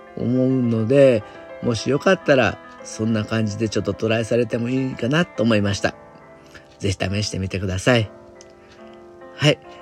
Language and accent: Japanese; Japan; 私みたいな純粋な日本人